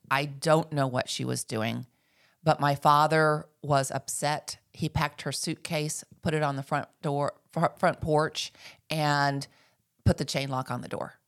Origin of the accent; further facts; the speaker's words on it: Dallas, Texas, United States; moved away as an adult; now in Northwest Arkansas, United States; I grew up in North Texas, uh, and, and of course in Dallas